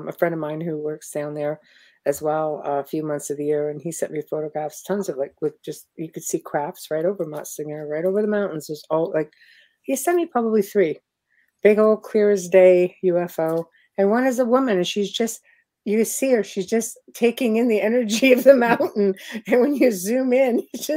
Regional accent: Canada; where are you from? And I said, Canada

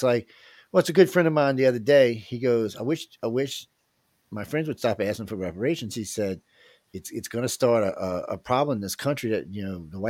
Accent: New Orleans, Louisiana, United States; I'm from New Orleans. I got a cool-ass accent.

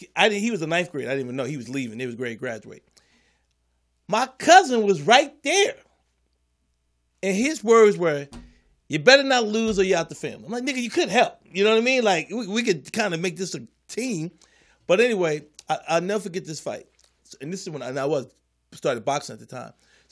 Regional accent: Philadelphia, Pennsylvania, United States; we grew up in Philly.

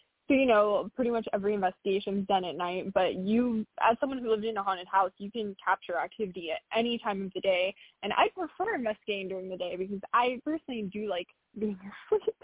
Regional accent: California, United States; I'm from California

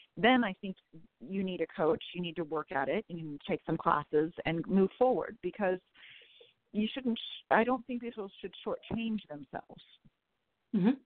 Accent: California, United States; also born or lived in San Francisco Bay Area; I'm a Californian

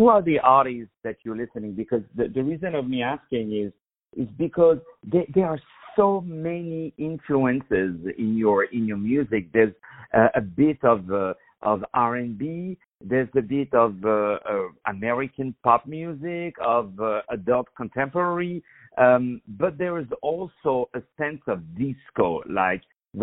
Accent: Paris, Île-de-France, France; now in New York, United States; from Paris, which is also my hometown

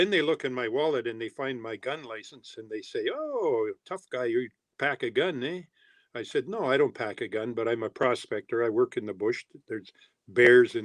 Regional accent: Timmins, Ontario, Canada

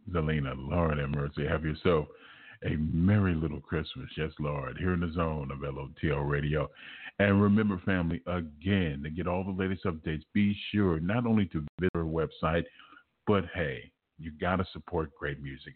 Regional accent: Los Angeles, California, United States; growing up in South Central Los Angeles

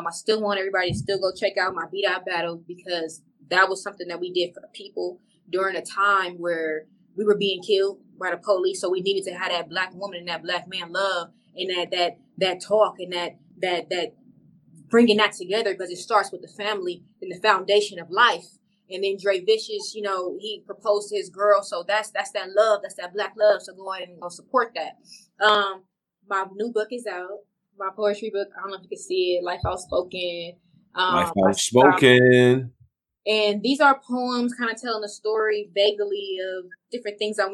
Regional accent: Carson, United States; this is in my hometown

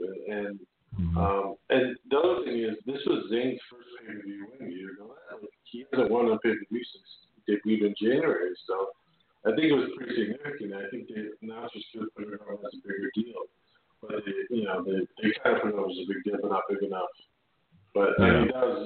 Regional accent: Canada; I'm a Canadian

